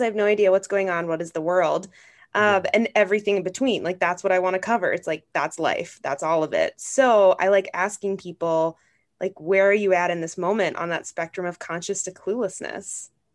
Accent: Grand Marais, Minnesota, United States; I am from Grand Marais, Minnesota, so like way up north

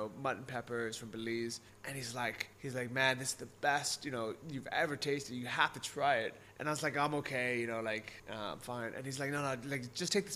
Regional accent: United States; moved away; back in the US

